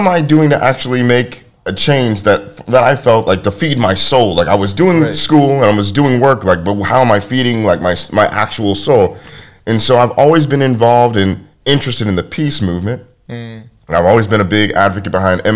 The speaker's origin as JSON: {"language": "English", "town": "University Place", "region": "Washington", "country": "United States", "tie": "born or raised there", "said": "I grew up in University Place, Washington"}